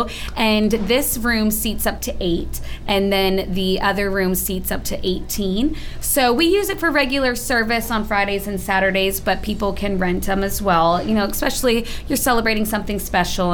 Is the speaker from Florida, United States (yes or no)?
no; Purcellville, Virginia, United States; I grew up in Percival